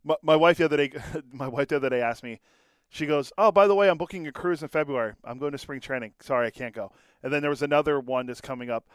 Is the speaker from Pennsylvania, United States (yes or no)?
yes; Pittsburgh, Pennsylvania, United States; moved away; my parents live right outside of Pittsburgh